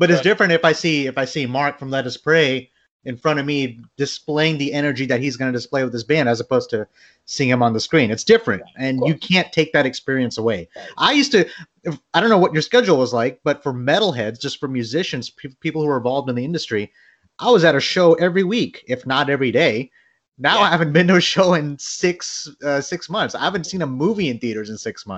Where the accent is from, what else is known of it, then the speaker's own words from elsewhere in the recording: Bangladesh; I'm from Bangladesh.